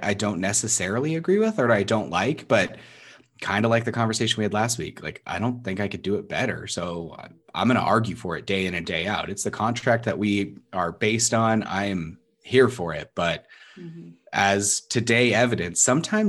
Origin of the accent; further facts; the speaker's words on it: Canada; I'm so Canadian. I am so Canadian